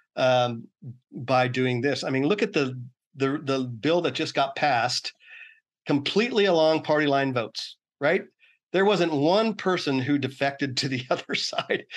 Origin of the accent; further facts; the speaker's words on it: Oakland, California, United States; I'm from Oakland, California originally